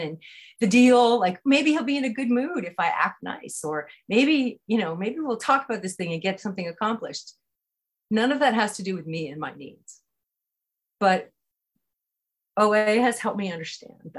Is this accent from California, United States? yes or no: yes; California, United States; I grew up in California